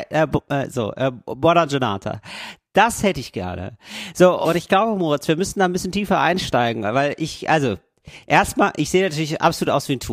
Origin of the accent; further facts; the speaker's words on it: Germany; now in Italy; da ein Cappuccino zu bestellen und da nicht aufzufallen, ne? als Deutscher aufzufallen.